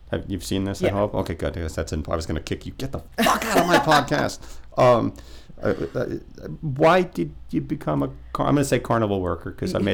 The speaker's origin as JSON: {"language": "English", "country": "United States", "said": "Yeah, so I'm an American."}